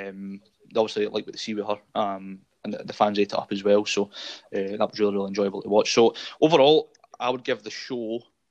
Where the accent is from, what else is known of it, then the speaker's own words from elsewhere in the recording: Scotland, United Kingdom; being Scottish